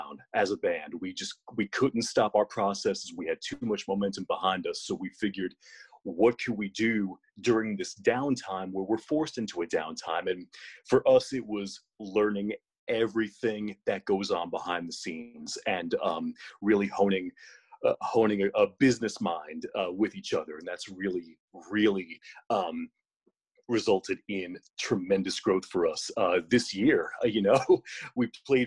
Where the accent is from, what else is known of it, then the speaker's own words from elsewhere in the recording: Asbury Park, New Jersey, United States; I am from Asbury Park, New Jersey, and I'm 30